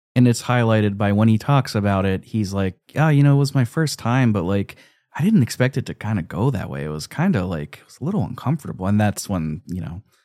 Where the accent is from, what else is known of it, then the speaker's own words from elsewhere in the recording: United States; I'm an American